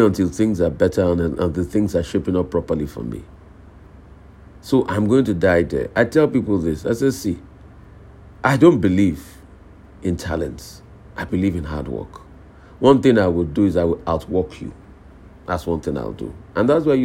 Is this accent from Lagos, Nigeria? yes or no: no; Odogbolu, Ogun State, Nigeria; out there in Odogbolu, my hometown.